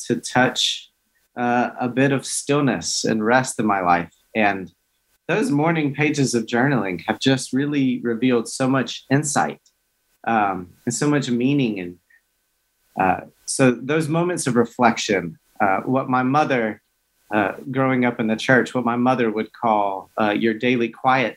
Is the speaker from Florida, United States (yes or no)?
no; Hickory, North Carolina, United States; moved away as an adult; I grew up very rural in Hickory, North Carolina, so rural Baptist